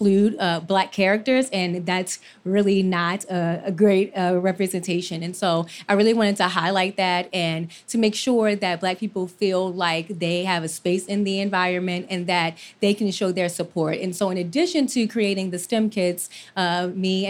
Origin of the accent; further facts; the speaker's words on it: Baltimore, Maryland, United States; I'm from Baltimore